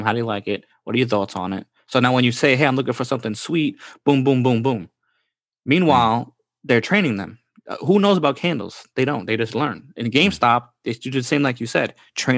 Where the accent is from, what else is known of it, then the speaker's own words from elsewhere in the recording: Bronx, New York, United States; So basically, we live in Queens, okay? Or I come from the Bronx.